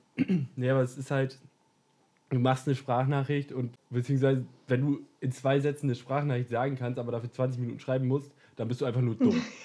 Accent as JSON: {"language": "German", "region": "Lower Saxony", "country": "Germany", "tie": "born or raised there", "said": "Ich komme aus dem wunderschönen Deutschland, bin hier geboren, bin hier aufgewachsen"}